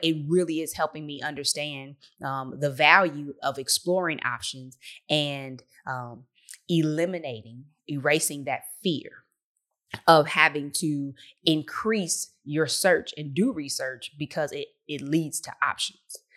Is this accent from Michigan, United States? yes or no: yes; Detroit, Michigan, United States; I'm from the Motor City three one three